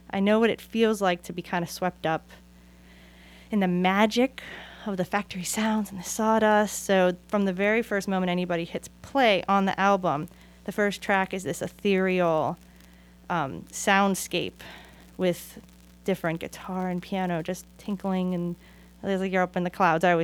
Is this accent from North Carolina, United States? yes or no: no; Oakland, California, United States; also born or lived in Pittsburgh; And that's why I always say welcome to Oakland because I'm from Oakland and Pittsburgh